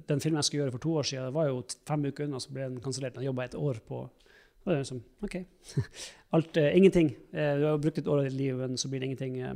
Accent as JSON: {"language": "Norwegian", "town": "Alta", "region": "Finnmark", "country": "Norway", "tie": "born or raised there", "said": "Jeg er hjemme i Alta og vi har snakka en stund for Kurt Josef-karakteren lagde vi en gang til et radioprogram."}